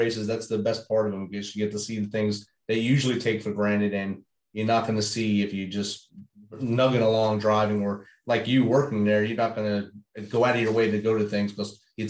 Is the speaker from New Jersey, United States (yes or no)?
yes; Jersey City, New Jersey, United States; I grew up right there in Jersey City. So Staten Island's right there.